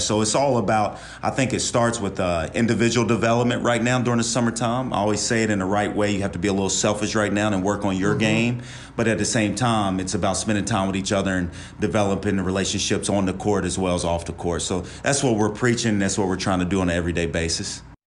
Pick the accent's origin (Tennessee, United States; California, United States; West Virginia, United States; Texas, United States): West Virginia, United States; moved away; also born or lived in Ohio / Tampa, Florida; I'm from West Virginia